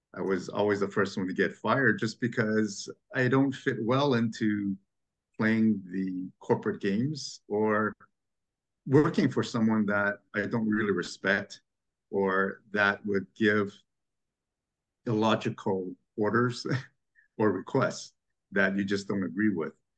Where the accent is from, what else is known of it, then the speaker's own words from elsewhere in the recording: Montreal, Quebec, Canada; now in Toronto, Canada; growing up in Quebec and Montreal